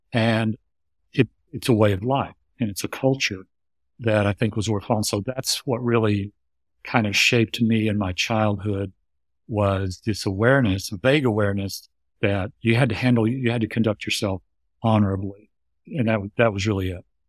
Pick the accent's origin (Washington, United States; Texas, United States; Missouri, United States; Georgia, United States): Texas, United States; suburb outside Houston; I was raised in the United States in a suburb outside Houston, Texas